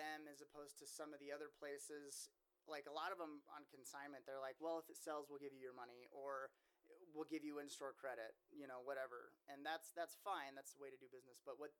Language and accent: English; Salt Lake City, Utah, United States; moved away as an adult; now in North Platte, United States; we're from Salt Lake City, which is like the Mecca.